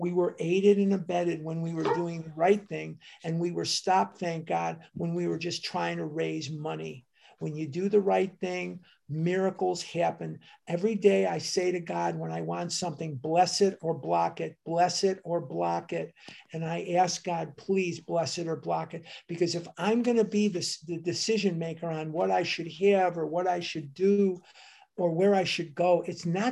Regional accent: Chicago, Illinois, United States; moved away; also born or lived in Oregon; I'm from Devon Avenue in Chicago

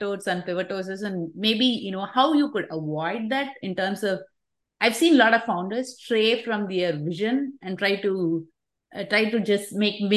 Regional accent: India; I grew up with that in India

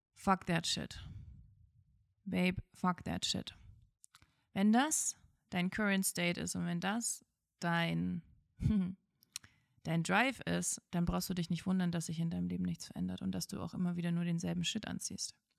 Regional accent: former East Germany, Germany; Ich komme aus der ehemaligen DDR und ähm, als ich, ich bin gerade so in der Wendezeit geboren

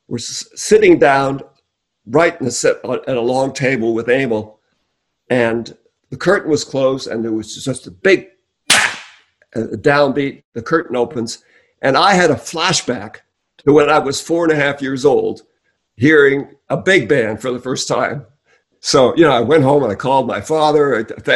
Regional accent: New Westminster, British Columbia, Canada; now in Los Angeles, United States; I'm originally Canadian.

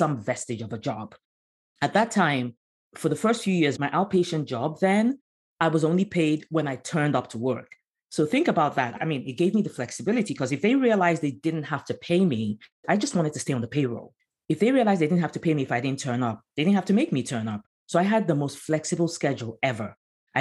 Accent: Nigeria; moved away as an adult; also born or lived in Abidjan, Côte d'Ivoire / London, United Kingdom; now in United States; I'm originally from Nigeria

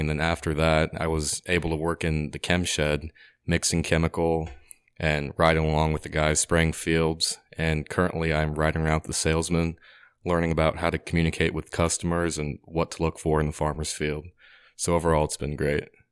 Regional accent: Gillespie, Illinois, United States; I grew up in Gillespie, Illinois

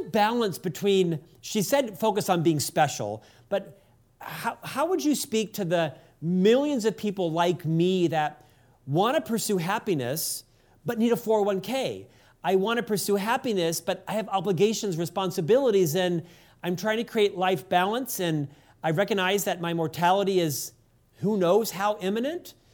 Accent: United States; as an American

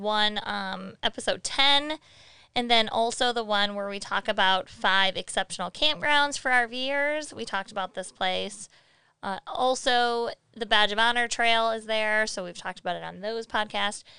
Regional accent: Flint, Michigan, United States; We grew up in Flint

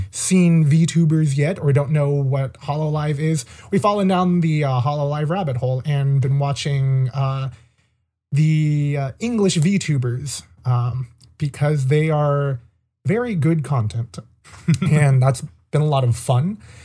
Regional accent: California, United States; also born or lived in Maine; we're both from California

